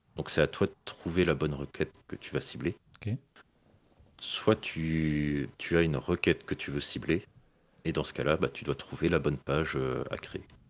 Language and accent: French; Brittany, France; je suis breton